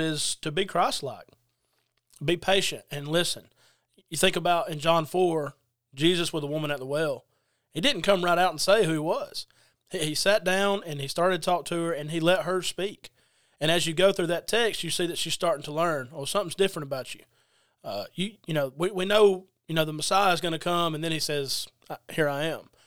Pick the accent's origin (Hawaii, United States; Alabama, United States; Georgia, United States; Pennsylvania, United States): Georgia, United States; Adairsville; now in Quitman, United States; I'm originally from Adairsville, Georgia, currently in Quitman, Georgia